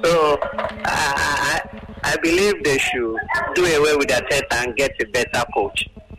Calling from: Akure, Ondo, Nigeria; I'm calling from Akure.

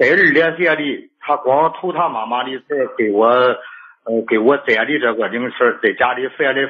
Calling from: Shijiazhuang, Hebei, China; 我是石家庄的。

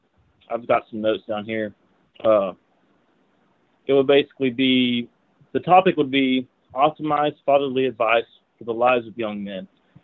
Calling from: Knoxville, Tennessee, United States; I'm from Knoxville, Tennessee.

